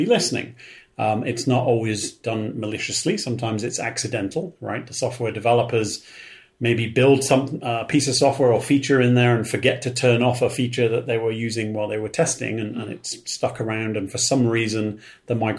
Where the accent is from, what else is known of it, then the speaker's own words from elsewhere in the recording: United Kingdom; I'm from Britain.